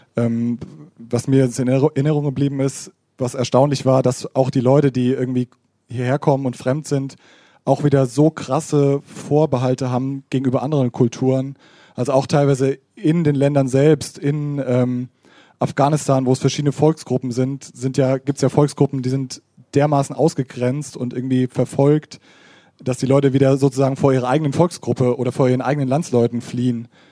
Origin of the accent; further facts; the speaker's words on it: Hammersbach, Hesse, Germany; ich bin aus Hammersbach gebürtig und da waren auch Hammersbacher an der Schule